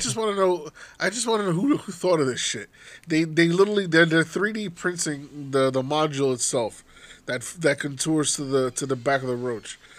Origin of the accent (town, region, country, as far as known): United States